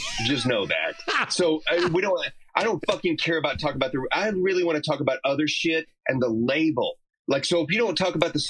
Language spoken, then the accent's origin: English; Texas, United States; we're totally rednecks from Texas, man.